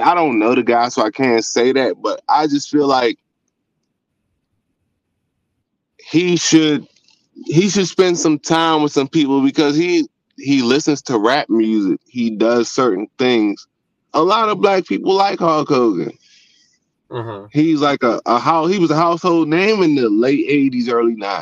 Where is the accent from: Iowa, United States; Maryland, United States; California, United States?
Maryland, United States; Southern; I grew up in I'm from Southern Maryland